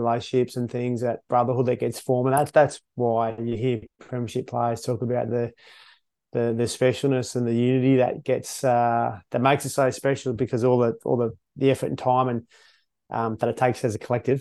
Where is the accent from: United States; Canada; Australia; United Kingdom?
Australia; Perth, Western Australia; now in Brisbane, Australia; I grew up in Perth and grew up, loving my surfing, loving the ocean, and have continued that on, and live in Brisbane, have done for a long time now